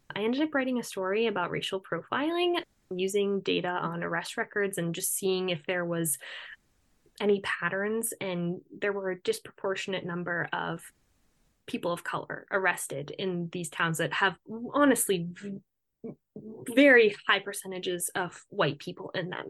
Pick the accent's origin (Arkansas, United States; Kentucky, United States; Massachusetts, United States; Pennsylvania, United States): Massachusetts, United States; Cape Cod; moved away; also born or lived in Rhode Island; I'm from Cape Cod originally